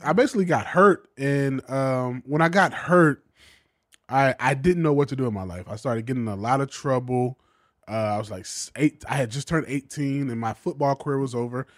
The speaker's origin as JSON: {"language": "English", "town": "Macon", "region": "Georgia", "country": "United States", "tie": "born or raised there", "moved": "as an adult", "lives_now": "Los Angeles, United States", "said": "I grew up in Macon, Georgia"}